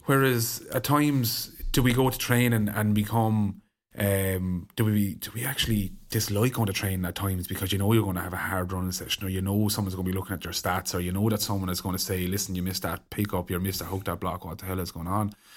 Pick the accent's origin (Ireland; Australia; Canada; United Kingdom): Ireland; as Irish people, we're very conservative